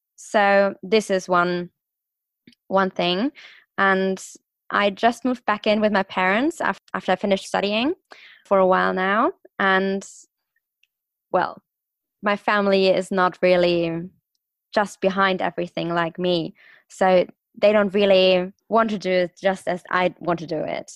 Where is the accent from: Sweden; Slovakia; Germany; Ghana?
Germany; Stuttgart, Baden-Württemberg; also born or lived in London; I'm from Stuttgart. I'm from the car city in, in Germany